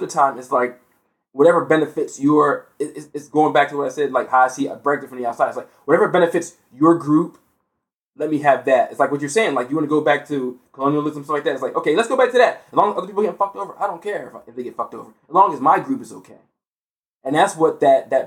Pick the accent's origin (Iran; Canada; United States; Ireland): United States; as an American